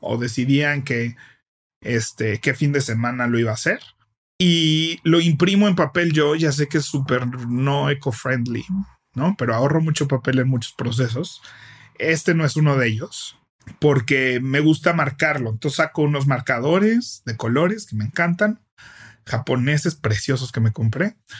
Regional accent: Mexico

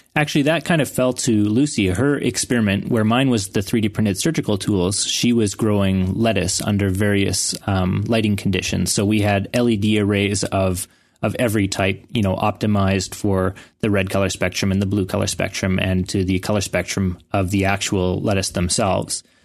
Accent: Canada; I was from Canada

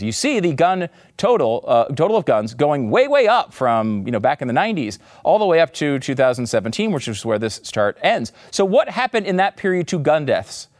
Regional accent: United States; as an American

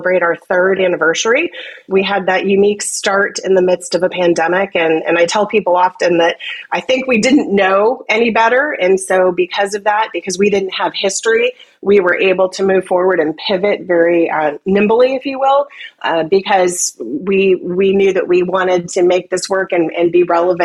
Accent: Central Florida, United States; I grew up in Central Florida

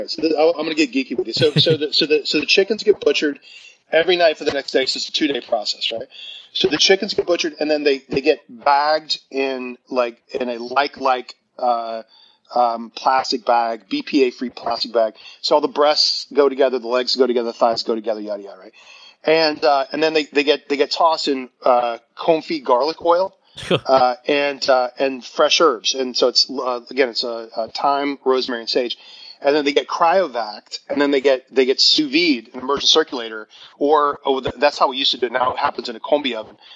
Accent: the South, United States; because I grew up in the South, so fried chicken, you know

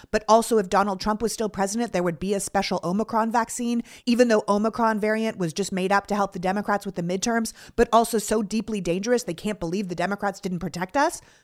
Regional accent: Toronto, Ontario, Canada; growing up in Toronto

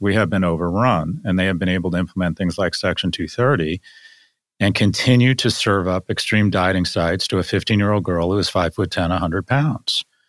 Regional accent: Scotland, United Kingdom; now in United States; I am Scottish

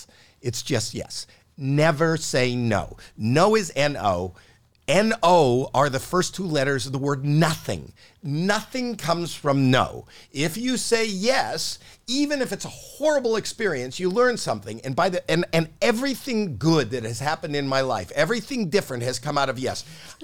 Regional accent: Canada; Not in Canada. I'm Canadian.

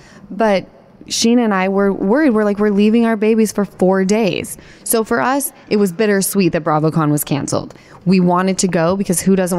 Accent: Utah, United States; now in Los Angeles, United States; We grew up in Utah together.

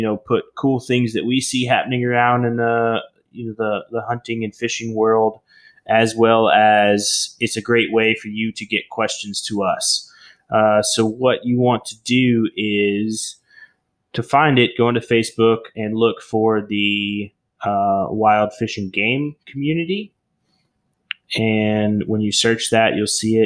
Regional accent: Oklahoma, United States; I grew up in Oklahoma, little town.

